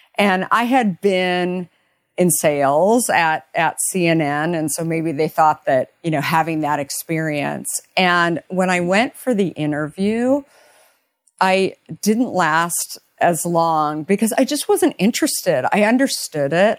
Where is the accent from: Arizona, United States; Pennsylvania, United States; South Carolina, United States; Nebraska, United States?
Arizona, United States; moved away as an adult; also born or lived in New York / San Francisco; now in Marin County, United States; I grew up in Arizona